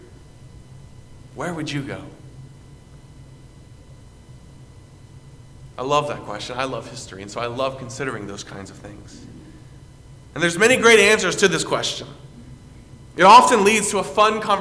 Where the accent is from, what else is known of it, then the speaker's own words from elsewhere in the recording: South Carolina, United States; now in Iowa, United States; someone who's from my hometown